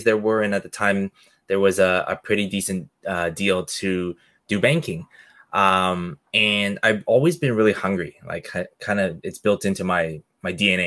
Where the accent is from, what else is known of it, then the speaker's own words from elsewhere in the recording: Canada; I'm Canadian born, but hardworking Asian family